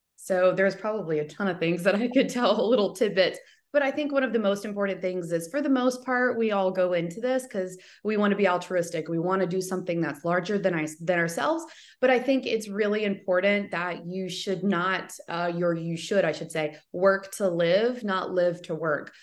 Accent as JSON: {"language": "English", "region": "Alabama", "country": "United States", "also_born_or_lived": "Michigan", "said": "I am kind of from the area where the school is"}